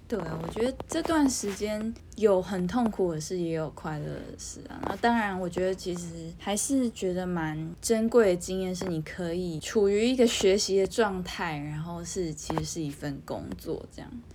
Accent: Taiwan; 身为一个台湾人

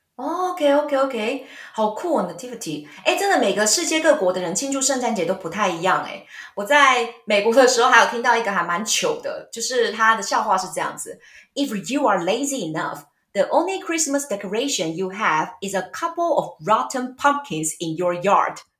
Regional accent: Taiwan; 我们台湾人不知道为什么都会有这种问题

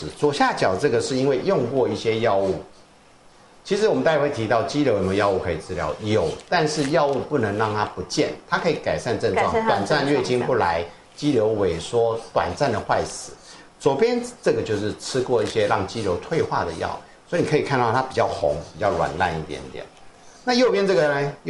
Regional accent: Taiwan; 我在来自台湾，I come from Taiwan，你懂？

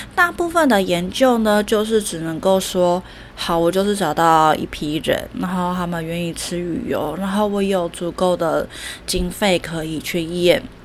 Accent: Taiwan; 我们台湾人个性都比较急嘛

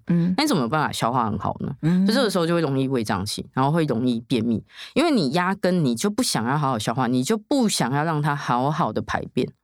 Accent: Tainan, Taiwan; 我不是住台北，然后我又是台南人

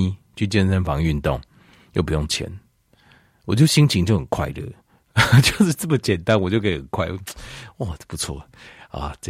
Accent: Taiwan; 咱台湾人，我们台湾人都追求小确幸

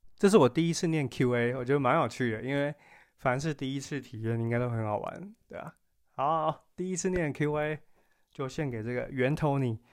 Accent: Taiwan; 就我们作为台湾人有一个很，很好的优点

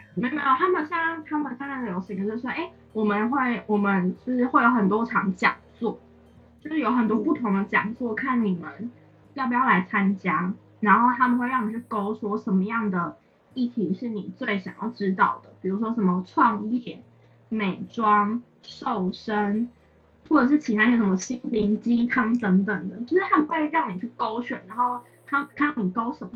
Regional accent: Yuanlin, Changhua County, Taiwan; moved away as an adult; now in Taipei, Taiwan; 我就是一个从小在员林长大的孩子，在大学啊就就到了台北去读书，然后之后就很顺理成章的就在台北找到了工作，生活到了现在。

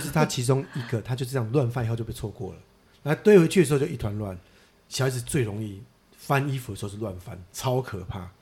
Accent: central and southern Taiwan, Taiwan; 我们小时候在中南部

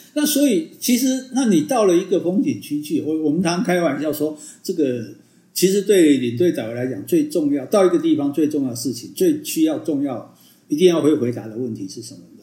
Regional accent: Taiwan; 我们台湾的大家的游客

